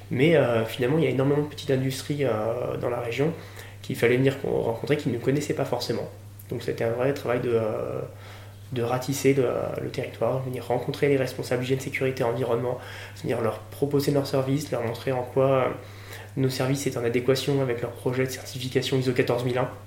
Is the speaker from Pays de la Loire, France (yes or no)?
yes; Nantes, Pays de la Loire, France; moved away; also born or lived in Toulouse / La Rochelle; je suis nantais d'origine.